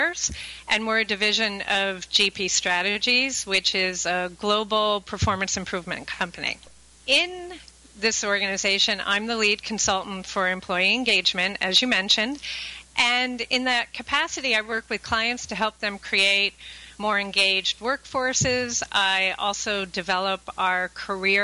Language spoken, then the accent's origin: English; Connecticut, United States; I hail from the Northeast, from Connecticut